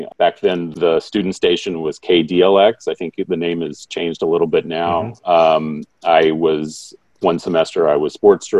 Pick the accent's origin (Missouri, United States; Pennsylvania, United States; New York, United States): Missouri, United States; Grant City; I'm from Grant City, Missouri.